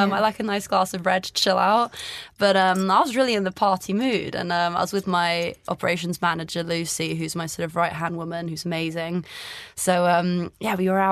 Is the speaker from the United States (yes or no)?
no; Greece; moved away; I grew up in Greece